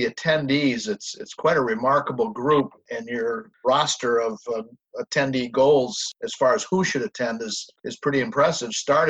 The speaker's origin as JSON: {"language": "English", "region": "California", "country": "United States", "said": "speaking as a Californian"}